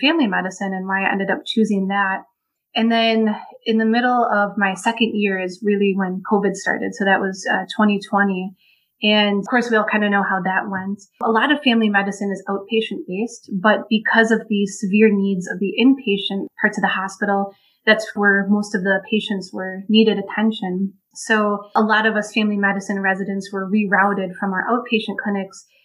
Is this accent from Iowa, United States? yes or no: no; Wisconsin, United States; moved away as an adult; also born or lived in Chicago, Illinois; now in Olympia Fields, United States; I'm originally from Wisconsin.